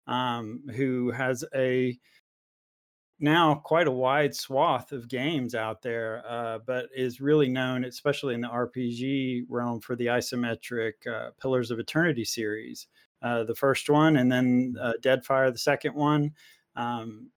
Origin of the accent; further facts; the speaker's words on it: East Coast of the United States, United States; I'm from East Coast of the United States